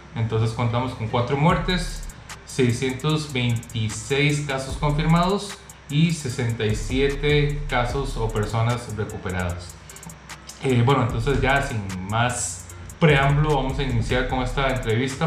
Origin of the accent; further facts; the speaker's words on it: Costa Rica; en mi país, en Costa Rica